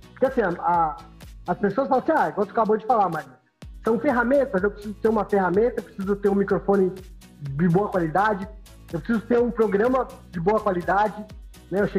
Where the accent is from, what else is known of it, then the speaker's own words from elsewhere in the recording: São Paulo, Brazil; moved away; eu que vim de São Paulo, São Paulo você, você pega um ônibus lá, ou você pega um trem, um metrô, um trem, um ônibus, você fica 3, 4 horas no, no, no trânsito.